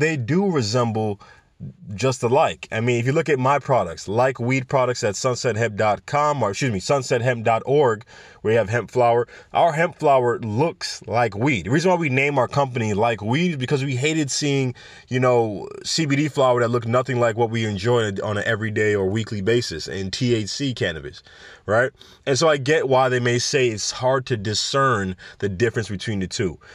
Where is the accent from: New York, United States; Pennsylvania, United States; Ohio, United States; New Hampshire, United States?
New York, United States; New York City; I come from New York City.